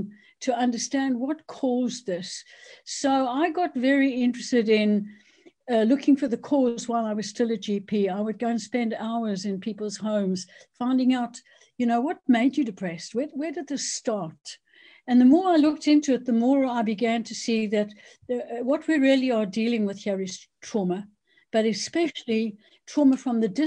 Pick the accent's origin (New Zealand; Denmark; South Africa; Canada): South Africa; moved away as an adult; now in United Kingdom; I basically am South African. So I was born in South Africa, went to medical school there